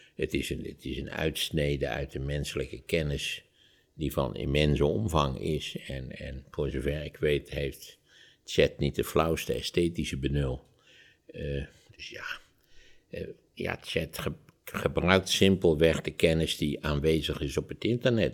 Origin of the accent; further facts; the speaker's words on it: Netherlands; als Nederlanders